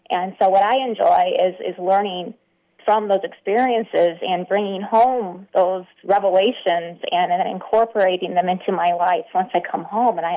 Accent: United States; now in Austin, United States; growing up as an American

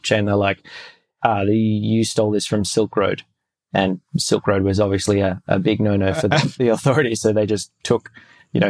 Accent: Australia; We're Australian

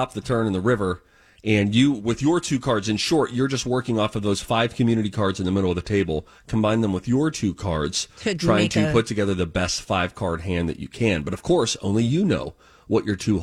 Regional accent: tri-state area, United States; we're both from the tri-state area

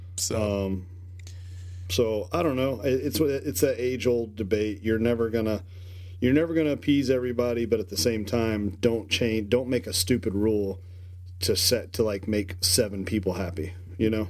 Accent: Kentucky, United States; I'm from Kentucky

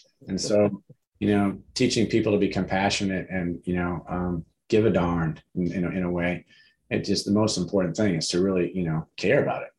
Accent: Detroit, Michigan, United States; So I grew up in Detroit. And my mother was a school teacher.

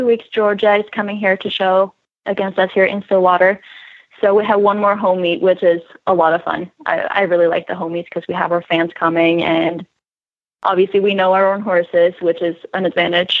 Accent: Sweden; moved away as an adult; I'm from Europe

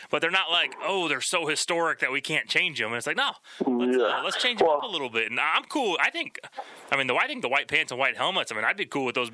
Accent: Kansas City, United States; now in Manhattan, Kansas, United States; I grew up in Kansas City

